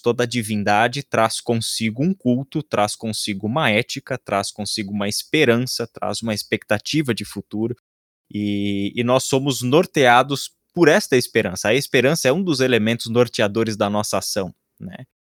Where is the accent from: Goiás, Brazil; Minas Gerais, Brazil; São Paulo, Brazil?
São Paulo, Brazil; now in Vinhedo, Brazil; atualmente moro em Vinhedo, mas eu sou da região da Moca, em São Paulo.